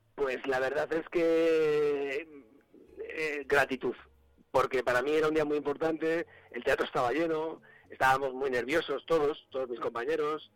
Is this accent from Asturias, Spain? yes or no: yes; Asturias, Spain; soy asturiano